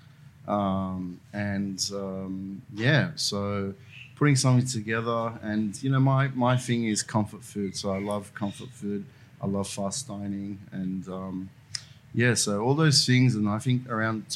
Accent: Sydney, New South Wales, Australia; I'm from like from Burwood. So the train line between Strathfield and Ashill. So that's the area that I grew up

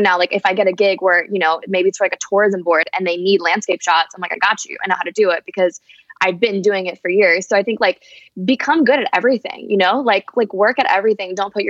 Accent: Paris, Île-de-France, France; Yeah, like I said, I'm originally from Paris. So I've been traveling since I was really young. Like the first time I ever flew alone, I think I was like 8.

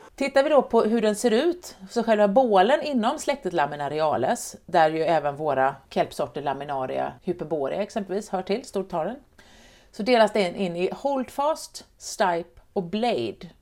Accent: Sweden; Jag är uppväxt i Vättern

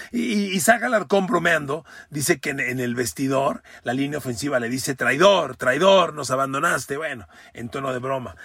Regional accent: Mexico; yo como mexicano

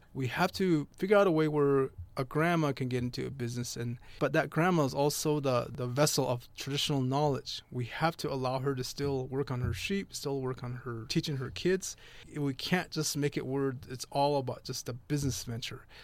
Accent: Big Mountain, Navajo land, Arizona, United States; I was raised by my great-grandparents, um, in the, our real traditional way. The place is called Big Mountain.

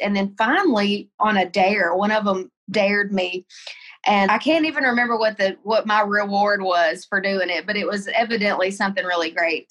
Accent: Tennessee, United States; moved away as an adult; also born or lived in Colorado; I moved home to Tennessee, moved in with my parents

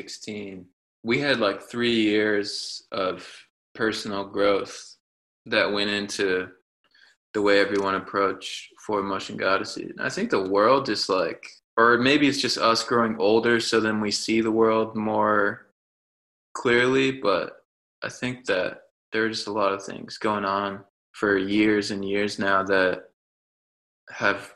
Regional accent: United States; growing up in America

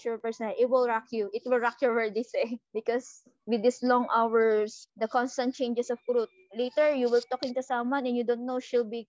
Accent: Iloilo City, Western Visayas, Philippines; we're from Iloilo.

